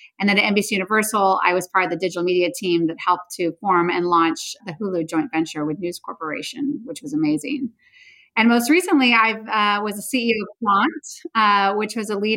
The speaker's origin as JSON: {"language": "English", "area": "the Bay Area", "region": "California", "country": "United States", "tie": "born or raised there", "said": "I grew up in the Bay Area"}